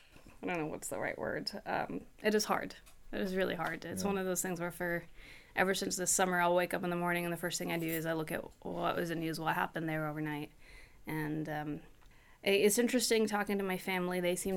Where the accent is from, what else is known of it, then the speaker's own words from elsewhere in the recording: Hong Kong; music and Indian heritage and Indian stories and sort of the same thing, bits that I picked up while growing up in Hong Kong